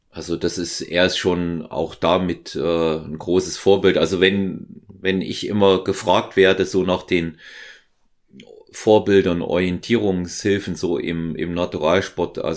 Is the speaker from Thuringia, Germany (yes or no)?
yes; Thuringia, Germany; Ich bin aus Thüringen, er ist ja aus, äh, aus Sachsen